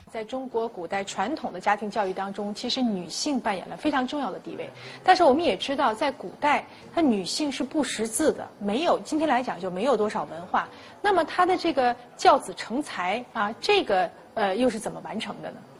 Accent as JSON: {"language": "Chinese", "country": "Cameroon", "moved": "yes", "said": "我们看脉络那边传统认为没有不能跟孩子谈的问题"}